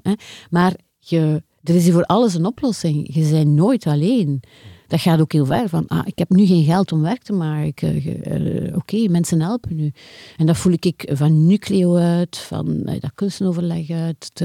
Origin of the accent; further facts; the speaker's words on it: Deinze, Flanders, Belgium; now in Ghent, Belgium; ik woonde als kind in Deinze